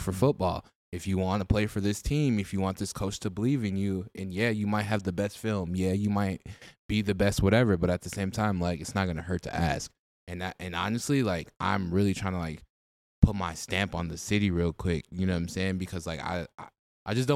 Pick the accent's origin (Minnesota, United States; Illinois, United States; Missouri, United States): Minnesota, United States; Minneapolis; I grew up on like the 39th and 13th area, so I guess Bancroft area